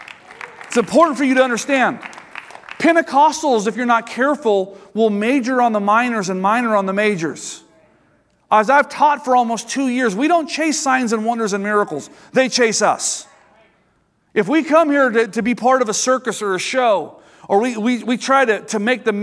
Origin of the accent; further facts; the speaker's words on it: United States; as an American Christian